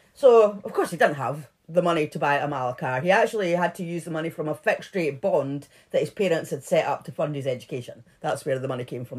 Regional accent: Edinburgh, Scotland, United Kingdom; we're from Edinburgh.

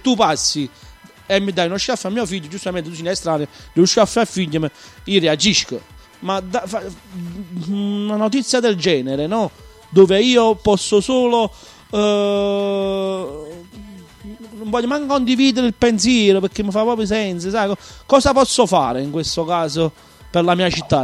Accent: Naples, Campania, Italy; sono un patriota della mia terra, della mia Napoli. Sono una persona proprio che, che tiene le radici proprio alla mia città.

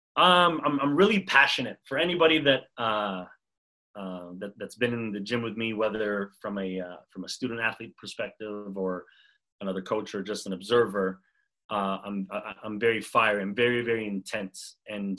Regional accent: Montreal, Quebec, Canada; moved away as an adult; also born or lived in Massachusetts; now in Los Angeles, United States; I grew up in Montreal

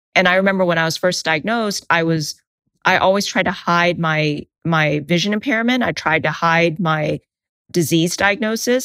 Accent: United States; I identify as Asian American or Vietnamese American

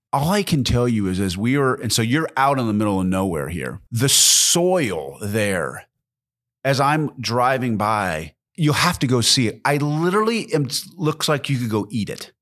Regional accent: Pacific Northwest, United States; moved away; also born or lived in Midwest; I actually grew up in the Pacific Northwest

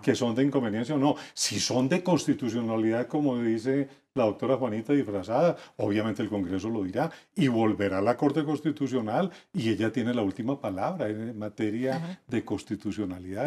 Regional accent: Colombia; como colombiano lo digo

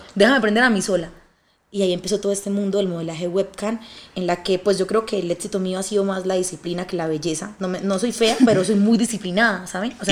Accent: Colombia; moved away as an adult; also born or lived in Bucaramanga / Medellín; now in Mexico; Soy una colombiana muy luchadora

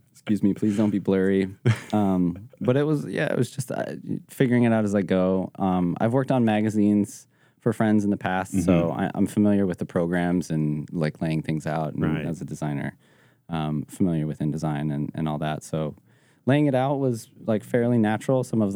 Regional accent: Evergreen, Colorado, United States; Yeah, I grew up in Evergreen, which is 30 minutes west of Denver.

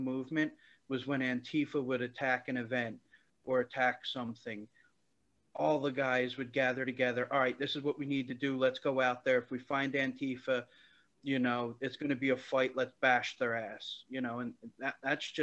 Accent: Philadelphia, Pennsylvania, United States; I first grew up in a predominantly Cambodian area of Philadelphia

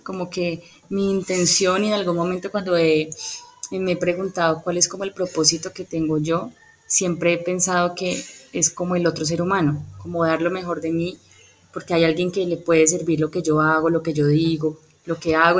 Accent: Cali, Valle del Cauca, Colombia; also born or lived in Popayán / Bogotá; realmente nací en Popayán, pero he vivido toda mi vida en Cali, más o menos como de los cinco años

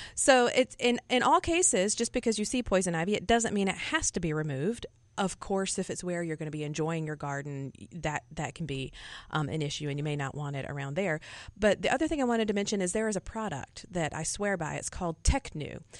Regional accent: Alabama, United States; moved away; I grew up in Alabama and, uh, learned gardening in the Southeast.

